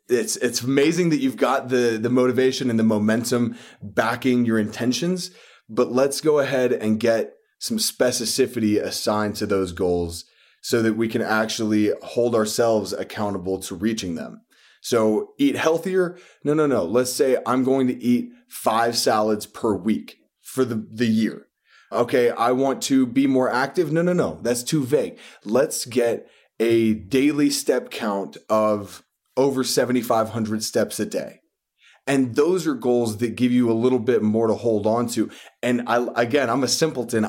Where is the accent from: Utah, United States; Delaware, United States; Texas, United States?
Texas, United States; West; now in New York, United States; I was born and raised in West Texas